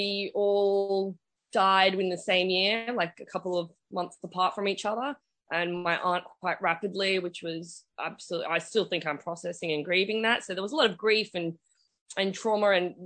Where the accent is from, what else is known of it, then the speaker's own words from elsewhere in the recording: Australia; I am Australian and I was born here